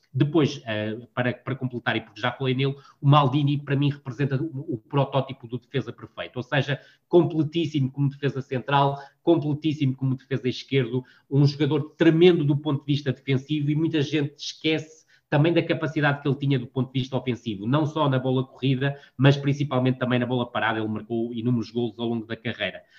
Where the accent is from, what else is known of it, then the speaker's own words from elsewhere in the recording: Vila do Conde, Porto District, Portugal; Eu cresci em Vila do Conde